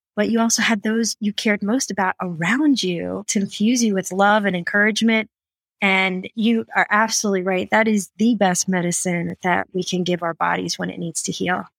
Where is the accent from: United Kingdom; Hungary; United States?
United States; Fort Collins, Colorado; live in my hometown of Fort Collins